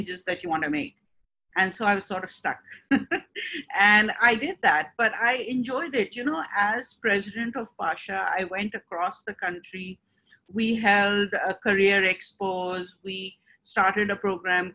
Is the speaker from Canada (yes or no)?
no; Hong Kong; moved away as an adult; also born or lived in UAE; now in Karachi, Pakistan; I was born in Karachi, but at a very young age, my father's job took him to Hong Kong. And so the whole family moved with him to Hong Kong, and that's where I grew up